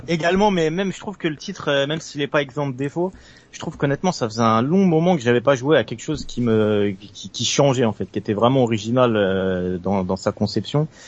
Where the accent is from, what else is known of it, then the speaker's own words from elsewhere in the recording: Île-de-France, France; Je viens de région parisienne, je viens de l'Essonne.